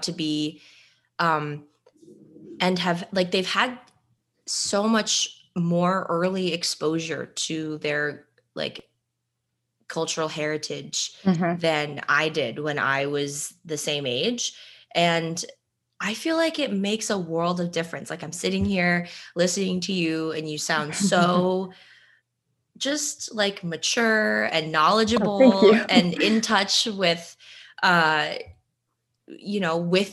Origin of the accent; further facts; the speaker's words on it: New Jersey, United States; We are both from New Jersey